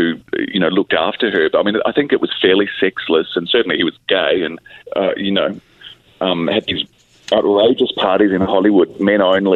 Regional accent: Australia; as an Australian, my Spanish isn't very good

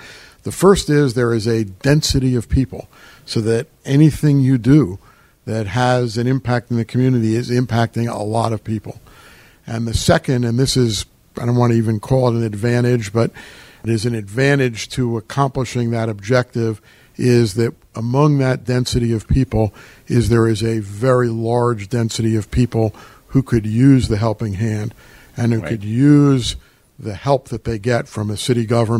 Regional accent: Middlesex County, New Jersey, United States; also born or lived in New York; now in Philadelphia, United States; I was born in New York. Unlike Ed Rendell, who was born and raised in New York, I moved to suburban New Jersey when I was very young. And I'm a product of a normal suburban New Jersey lifestyle, Central Jersey, Middlesex County.

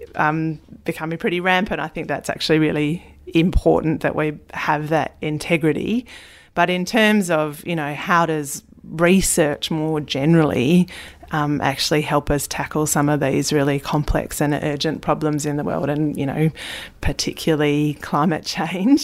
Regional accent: Tasmania, Australia; growing up in Tasmania, spending so much time in the bush and on and under the water

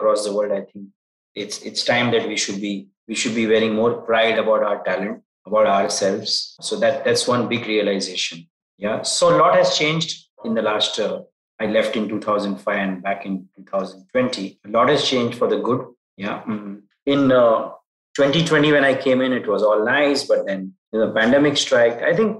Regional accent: Mumbai, Maharashtra, India; also born or lived in Dubai / Nigeria / Turkey / Singapore; Yeah, so I am a Bombayite. So I'm Indian. I returned to India after probably 15 years in Middle East, Turkey, Africa, Southeast Asia, North Asia.

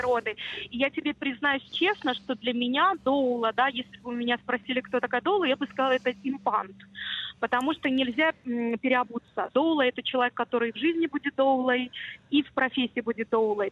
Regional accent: Minsk, Belarus; moved away; такой вот у нас Минск был маленький, я сама родом из Минска

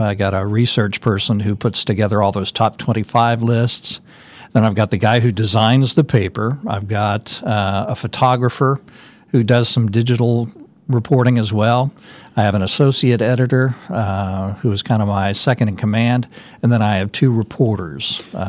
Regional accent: Kansas City, United States; moved away as an adult; also born or lived in Garden City, Kansas; now in Wichita, United States; I grew up in the Kansas City area

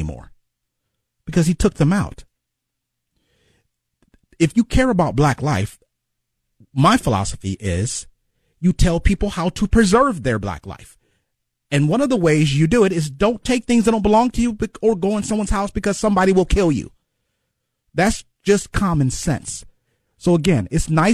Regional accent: Cleveland, Ohio, United States; also born or lived in Chicago; I grew up in Glenville my whole life.

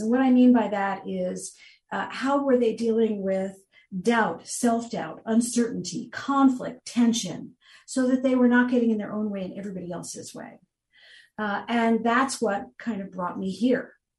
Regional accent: New Jersey, United States; moved away as an adult; now in Florida, United States; I was born in New Jersey, raised there, spent most of my life there

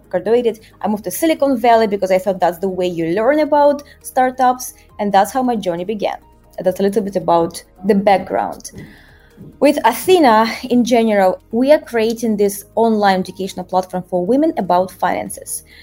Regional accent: Russia; moved away as an adult; also born or lived in Moscow; now in Rio de Janeiro, Brazil; But uh, originally I'm from Russia and um, I spent 15 years working in banking around the world. I started my career in Moscow

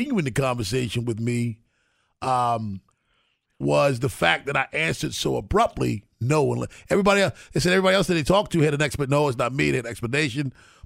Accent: Baltimore, Maryland, United States; growing up in Baltimore

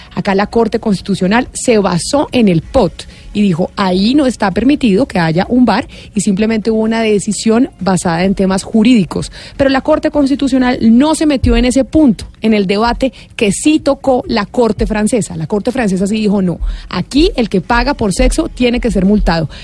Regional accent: Sweden; en mi país, Suecia

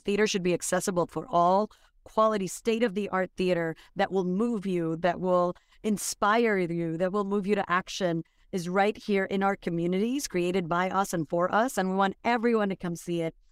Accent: Dominican Republic; now in New York, United States; I'm from Dominican Republic

